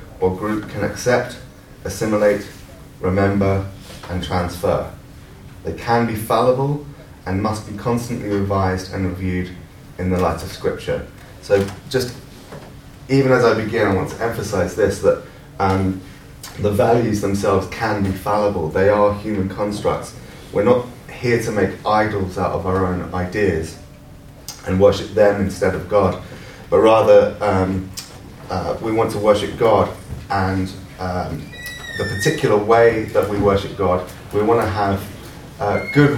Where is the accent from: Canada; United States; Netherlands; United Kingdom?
United Kingdom; London; moved away as an adult; also born or lived in Scotland; now in St Andrews, United Kingdom; I'm a Londoner and I'm living in Scotland now